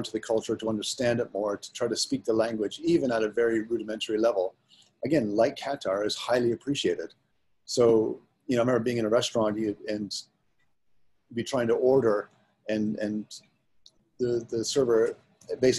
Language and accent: English; within 60 miles of Detroit, Ontario, Canada; moved away as an adult; also born or lived in Toronto / Mississauga / Hong Kong / Russia; I'm Canadian, but I live, as almost every Canadian does, within miles of the U.S. border. And within 60 miles of Detroit